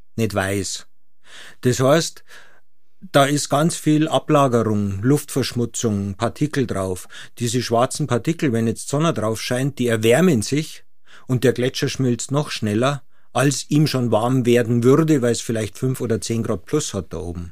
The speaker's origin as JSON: {"language": "German", "town": "Munich", "region": "Bavaria", "country": "Germany", "tie": "born or raised there", "said": "ich bin als Münchner mit Ski aufgewachsen von Anfang"}